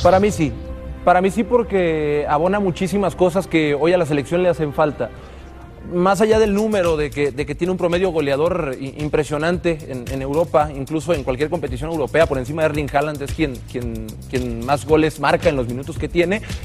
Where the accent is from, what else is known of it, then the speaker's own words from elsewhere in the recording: Culiacán, Sinaloa, Mexico; now in Guadalajara, Mexico; Nací en Culiacán, pero vivo en Guadalajara